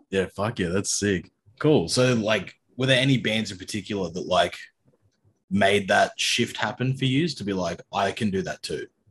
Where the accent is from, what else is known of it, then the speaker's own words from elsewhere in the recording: Sydney, New South Wales, Australia; I grew up in Sydney